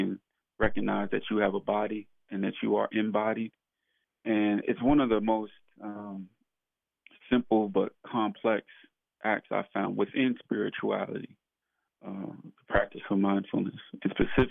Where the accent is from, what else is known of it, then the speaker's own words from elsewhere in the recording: New York City, New York, United States; born and raised in Brooklyn, New York, in the neighborhood of Bedford-Stuyvesant